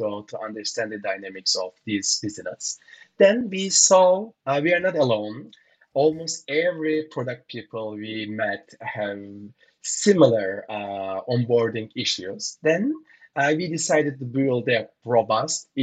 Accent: Turkey; now in Sao Paulo, Brazil; I'm originally from Turkey

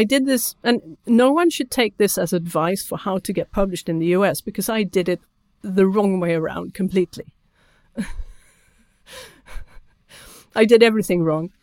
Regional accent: Sweden; first language Swedish; English is a second language; my first language is Swedish

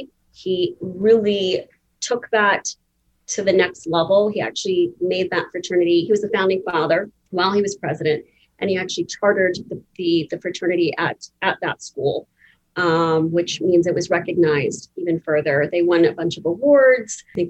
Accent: India; I'm Indian, my husband's Italian.

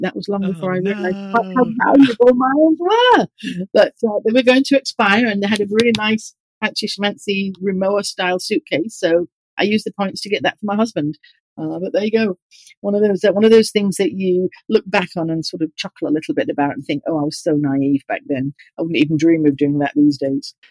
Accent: Yorkshire and the Humber, United Kingdom; moved away as an adult; also born or lived in Bristol / Australia; now in United States; I grew up in East Yorkshire

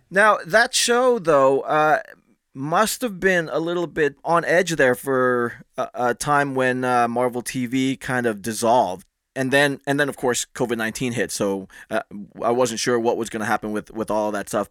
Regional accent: Philippines; as a Filipino, as a, a good Catholic

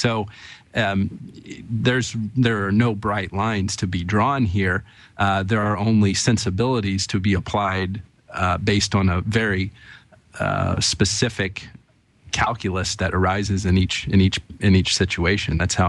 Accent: Bedford, Indiana, United States; there were tornadoes in my hometown in Bedford, Indiana.

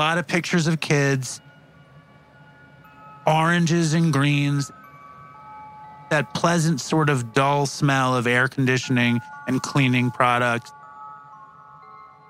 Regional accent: New York City, New York, United States; I'm a New Yorker

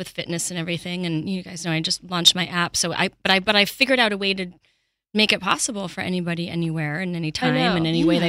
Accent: Montreal, Quebec, Canada

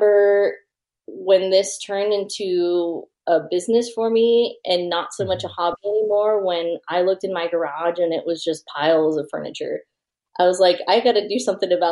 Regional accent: Texas, United States; moved away as an adult; I'm from Texas originally, but being in the military, we've moved around quite a bit

